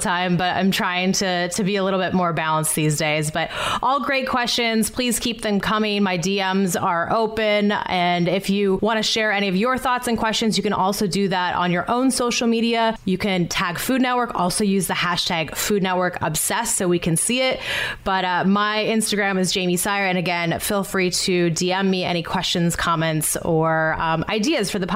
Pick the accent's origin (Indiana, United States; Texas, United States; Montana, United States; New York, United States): Montana, United States; moved away; I'm from Montana originally